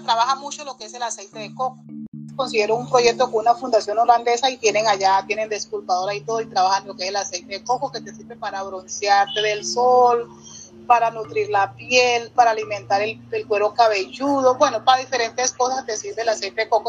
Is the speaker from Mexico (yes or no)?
no; Barbacoas, Nariño, Colombia; hay una comida muy, muy tradicional de mi pueblo que es el fusandao